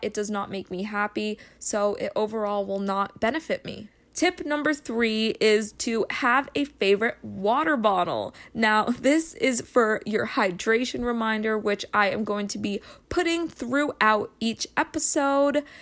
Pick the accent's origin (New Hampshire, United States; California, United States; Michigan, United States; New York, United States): New Hampshire, United States; moved away as an adult; now in Connecticut, United States; I was raised in New Hampshire, but I recently just moved in with my boyfriend in Connecticut.